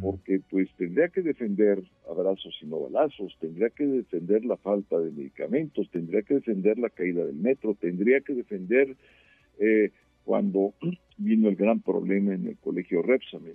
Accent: Mexico; somos los mexicanos

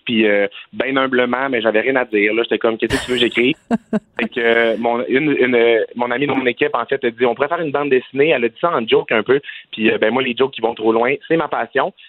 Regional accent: Quebec, Canada; je viens du Saguenay-Lac-Saint-Jean

